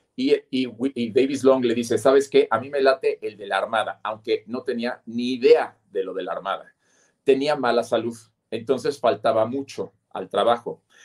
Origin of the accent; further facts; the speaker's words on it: Mexico; nosotros como mexicanos